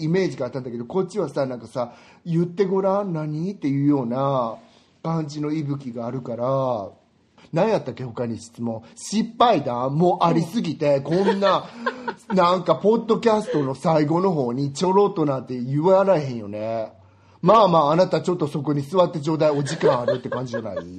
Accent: Japan; moved away; 私自分がね、湿気の多い国に育ったんだなって思うのは

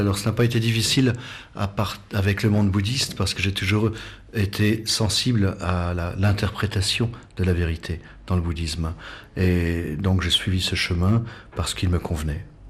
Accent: Savoie, Auvergne-Rhône-Alpes, France; moved away as an adult; also born or lived in Himalaya; je suis savoyard, euh, né en Savoie, donc euh, montagnard

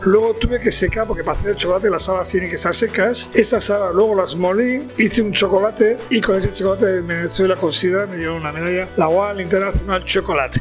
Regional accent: Basque Country, Spain; para nosotros, para vascos

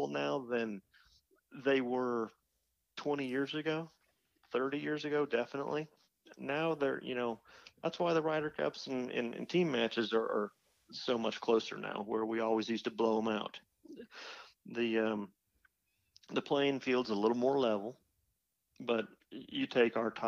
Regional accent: California, United States; I'm from California

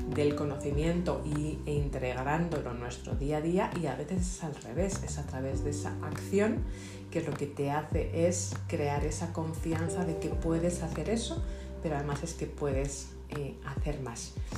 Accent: Madrid, Community of Madrid, Spain; soy de Madrid, soy española

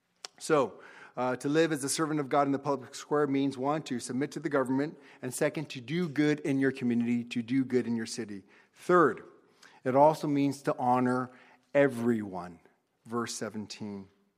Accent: United States; I'm second gen. I was born in the States. My parents immigrated in 1970, and I was born here in 1971.

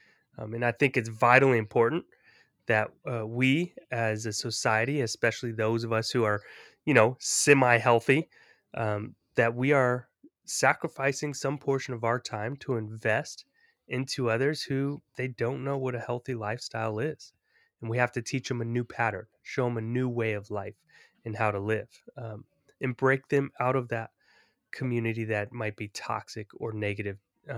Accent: California, United States; So, you know, for me, growing up in the Bay Area, in a time when gang culture was highly prevalent

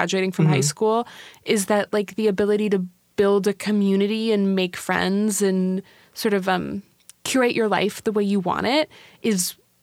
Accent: Seattle, Washington, United States; I'm from Seattle

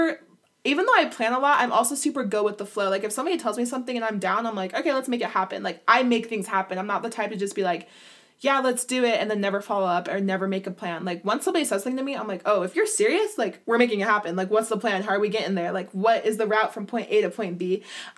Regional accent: Utah, United States; I grew up in Utah

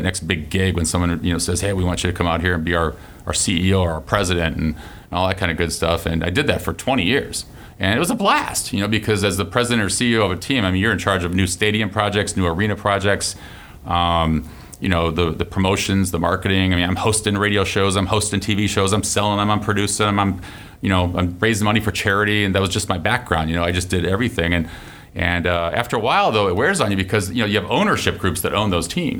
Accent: South Bend, Indiana, United States; moved away as an adult; also born or lived in Michigan State; now in Gainesville, United States; I grew up in South Bend, Indiana.

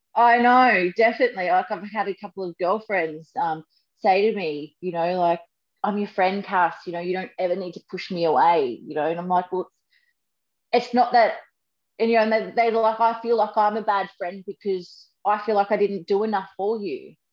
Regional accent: Sunshine Coast, Queensland, Australia; I grew up on the Sunshine Coast.

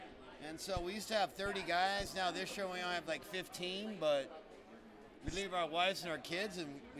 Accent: Bakersfield, California, United States; I'm from Bakersfield.

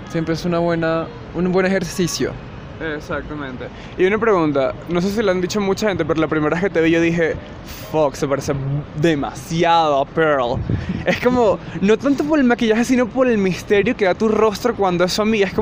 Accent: Venezuela; now in Colombia; Soy venezolano

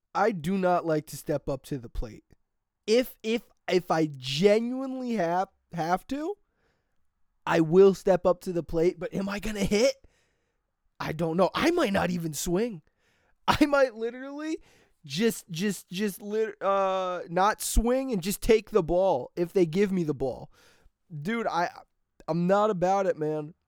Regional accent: New Milford, United States; my hometown, New Milford

